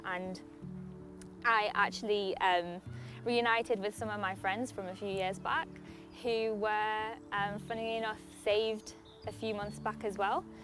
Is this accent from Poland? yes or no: yes; Poland; moved away; I grew up in Poland, um, which is quite a Catholic um, country.